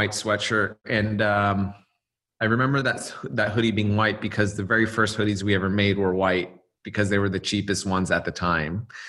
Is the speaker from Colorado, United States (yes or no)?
no; Los Angeles, California, United States; I was from